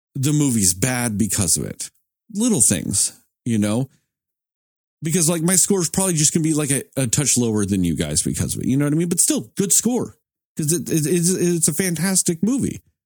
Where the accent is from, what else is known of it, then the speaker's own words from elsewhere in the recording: United States; I'm an American at this point.